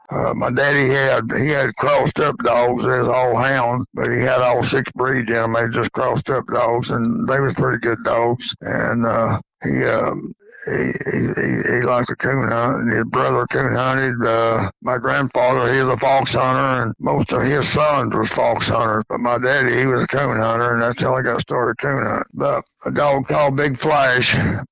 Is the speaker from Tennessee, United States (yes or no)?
yes; Athens, Tennessee, United States; also born or lived in Sweetwater, Tennessee; I'm from a family of seven. I was born and raised in McMinn County, Athens, Tennessee, on March the 7th, 1948. That's where I growed up.